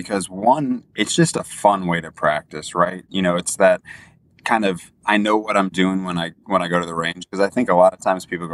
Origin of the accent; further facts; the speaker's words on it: St. Louis, Missouri, United States; I'm from St. Louis, Missouri